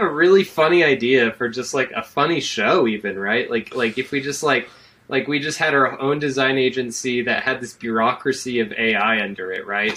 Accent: Colorado, United States; that's my home state. That was the Colorado State Fair

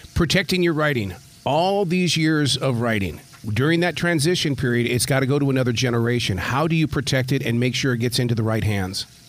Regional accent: Billings, Montana, United States; growing up in Billings, Montana, playing uh, high school basketball

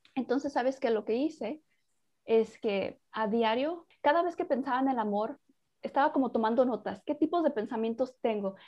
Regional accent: Mexico; yo soy mexicana

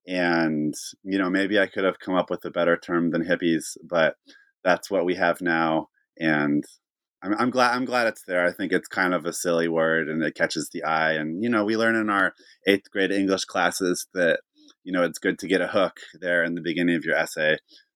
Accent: California, United States; I'm from Northern California, so I kind of just embrace this in a certain regard about where I come from.

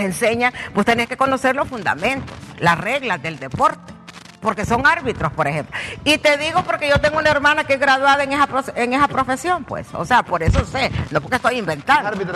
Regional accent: Honduras; yo soy hondureña

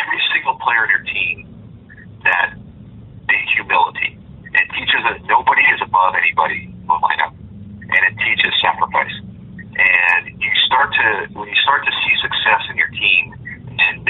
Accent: Southern California, United States; I grew up in Southern California, and I grew up going to Angel games

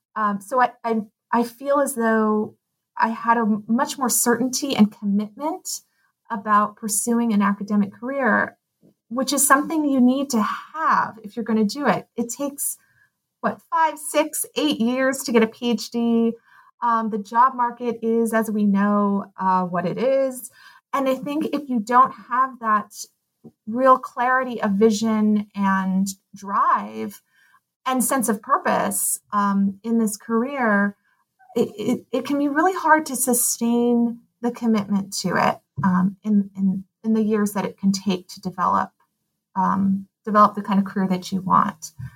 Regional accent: Pasadena, California, United States; also born or lived in Claremont, California / Amherst, Massachusetts / Stanford, California / Portland; I grew up in Pasadena

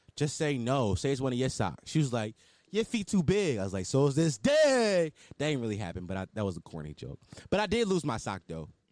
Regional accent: Philadelphia, Pennsylvania, United States; I'm from West Oak Lane.

